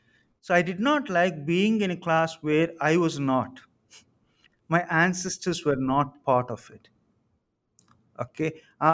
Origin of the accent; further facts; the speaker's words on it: Samalkot, Andhra Pradesh, India; And I come from Samalkot, which is a kind of semi-rural, semi-urban, but I grew up at the margins.